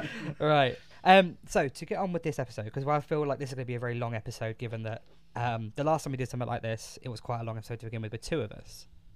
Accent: England, United Kingdom; I'm English

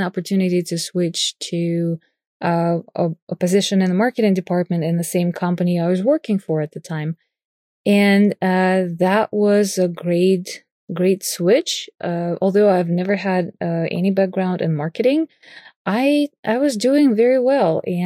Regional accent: Moscow, Russia; I was born and raised in Moscow, Russia, in a creative family

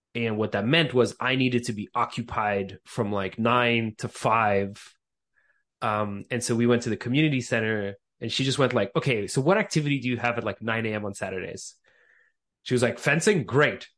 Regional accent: Montreal, Quebec, Canada; moved away as an adult; also born or lived in Austria / Crimea; now in United States; I was born in Austria of, uh, Ukrainian parents. So both my parents are from Crimea. We speak Russian at home. And, uh, so I immigrated to, to Montreal, uh, Quebec when I was about a year, maybe two years old.

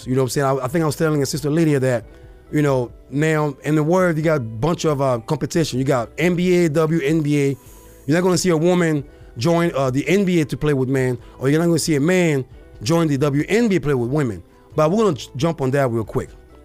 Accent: Côte d’Ivoire; now in Arizona, United States; my hometown, Cote d'Ivoire, aka Ivory Coast

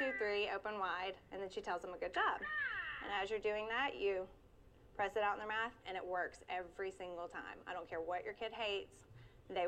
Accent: Auburn, Georgia, United States; I'm from Auburn, Georgia, a city you have never heard of. It's tiny, about a mile wide, it has one light.

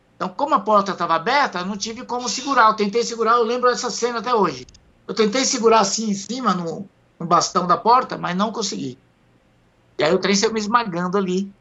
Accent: Itamaraju, Bahia, Brazil; also born or lived in São Paulinho, Bahia; now in São Paulo, Brazil; Eu sou baiano de Itamaraju, Bahia.

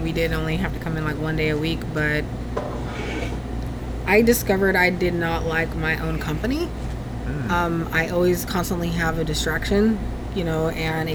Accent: California, United States; moved away as an adult; also born or lived in Karlsruhe, Germany / Hinesville, Georgia / Texas; now in Augusta, United States; I'm originally from California

